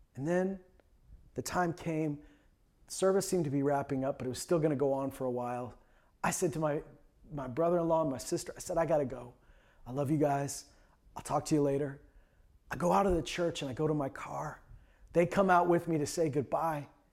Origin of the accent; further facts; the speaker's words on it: Canada; I'm Canadian.